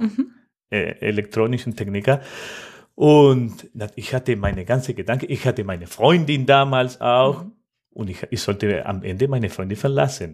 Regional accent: Argentina; German is a second language; moved away as an adult; now in Mannheim, Germany; Ich komme aus Argentinien. Oh. Ganz genau am Fluss de la Plata.

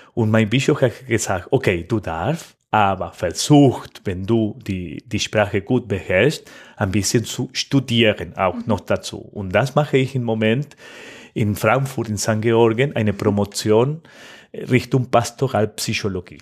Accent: Argentina; German is a second language; moved away as an adult; now in Mannheim, Germany; Ich komme aus Argentinien. Oh. Ganz genau am Fluss de la Plata.

